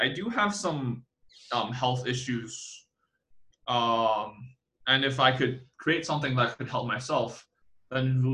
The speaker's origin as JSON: {"language": "English", "country": "Hong Kong", "tie": "born or raised there", "moved": "yes", "lives_now": "Taiwan", "said": "my hometown in Hong Kong"}